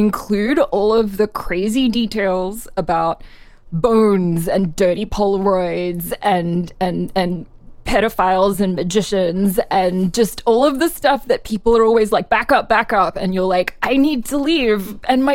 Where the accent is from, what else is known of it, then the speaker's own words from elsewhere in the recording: Australia; now in United States; I'm Australian originally. Now I'm a dual citizen.